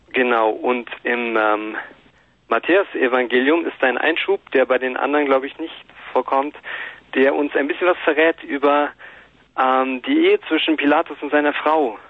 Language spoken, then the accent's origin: German; Bavaria, Germany; ich bin Bayer